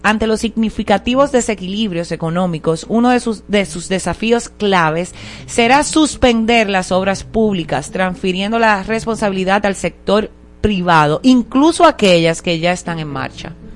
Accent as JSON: {"language": "Spanish", "country": "Dominican Republic", "said": "como dominicanos"}